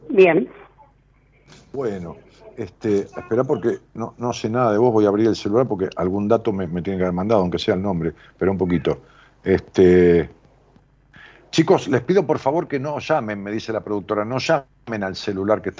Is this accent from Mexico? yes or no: no; San Pedro, Argentina; De San Pedro.